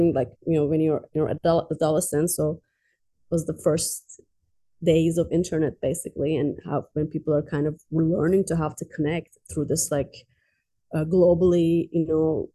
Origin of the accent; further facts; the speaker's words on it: Tehran, Tehran Province, Iran; moved away as an adult; also born or lived in Azerbaijan; now in United States; I grew up in Iran, Tehran